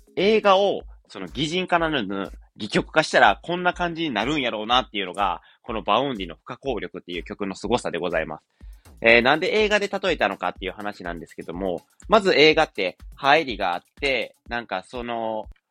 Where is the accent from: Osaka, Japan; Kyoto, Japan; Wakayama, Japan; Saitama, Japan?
Wakayama, Japan; 地元が和歌山なんですけど、和歌山県民なんで